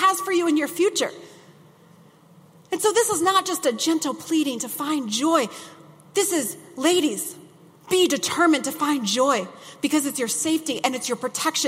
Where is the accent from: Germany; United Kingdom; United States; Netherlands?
United States; Midwest; I grew up in the Midwest